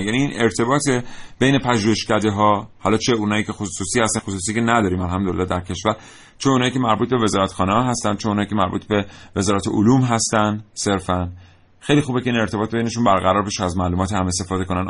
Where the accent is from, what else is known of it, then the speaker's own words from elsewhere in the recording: Iran; من ایرانی هستم